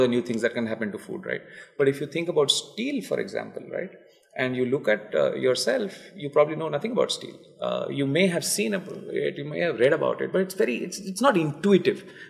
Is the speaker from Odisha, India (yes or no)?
yes; Cuttack, Odisha, India; I am from Cuttack, which is like a tier 3 town, but 1,000 years old